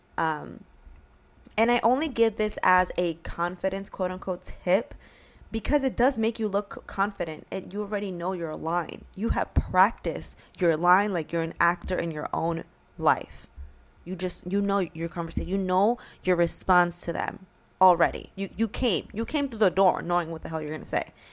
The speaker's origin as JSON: {"language": "English", "region": "New York", "country": "United States", "said": "we're from New York"}